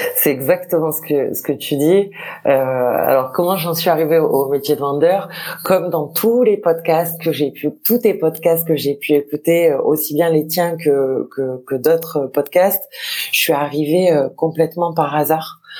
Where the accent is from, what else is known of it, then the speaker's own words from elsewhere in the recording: Marseille, Provence-Alpes-Côte d'Azur, France; je suis marseillaise de pure, souche.